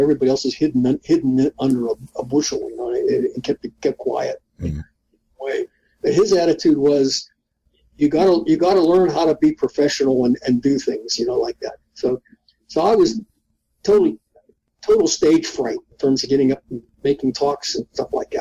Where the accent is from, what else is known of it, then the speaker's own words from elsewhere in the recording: Pittsburgh, Pennsylvania, United States; moved away; I come from Pittsburgh. I come from inner city Pittsburgh